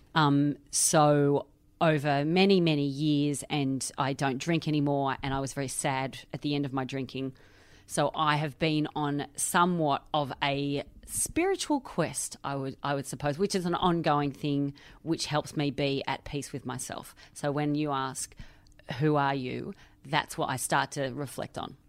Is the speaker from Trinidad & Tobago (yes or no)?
no; Australia; now in London, United Kingdom; I am Australian. I live in London